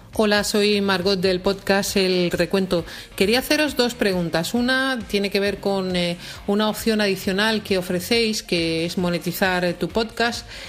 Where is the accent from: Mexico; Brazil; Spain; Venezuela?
Spain; nosotros eh, eh, somos españoles